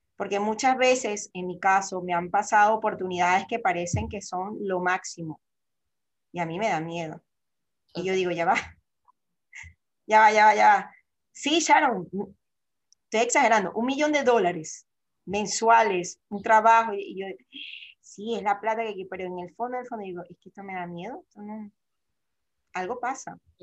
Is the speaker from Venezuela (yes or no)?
yes; Venezuela; moved away as an adult; also born or lived in Panama; yo, soy venezolana